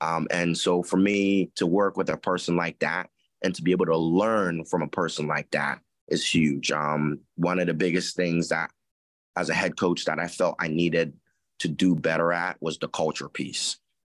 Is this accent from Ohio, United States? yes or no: yes; Columbus, Ohio, United States; I mean, I grew up in Columbus, and Columbus is it's Buckeye City. It's Buckeye Town. You grow up loving Ohio State.